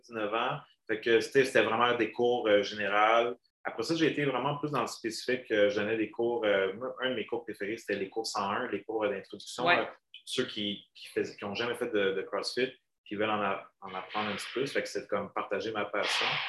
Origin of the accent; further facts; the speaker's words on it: Montreal, Quebec, Canada; also born or lived in Laval; now in Saint-Jérôme, Canada; Je viens de Montréal. J'ai grandi là pas mal toute mon enfance